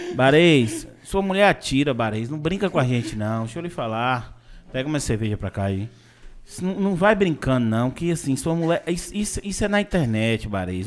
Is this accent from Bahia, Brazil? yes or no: yes; Vitória da Conquista, Bahia, Brazil; eu sou de Conquista